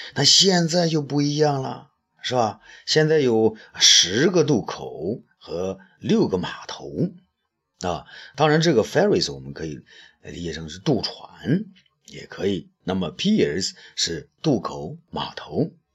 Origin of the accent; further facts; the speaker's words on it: China; 我们中国人才四亿人口嘛